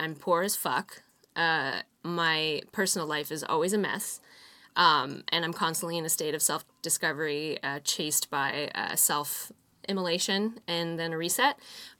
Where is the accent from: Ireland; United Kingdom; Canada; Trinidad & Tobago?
Canada; Fernie, British Columbia; born or raised there